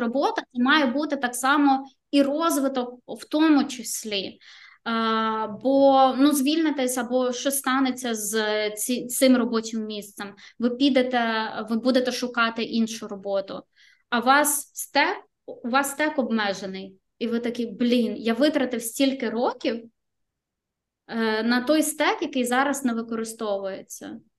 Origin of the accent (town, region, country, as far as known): Ukraine; now in Riga, Latvia